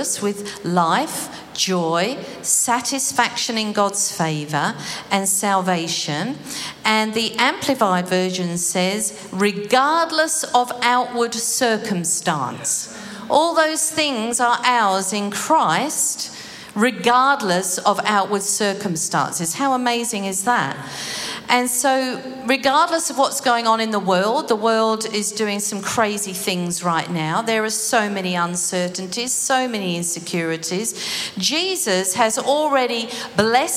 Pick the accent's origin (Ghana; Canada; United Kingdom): United Kingdom; now in Australia; I suppose it's being British too.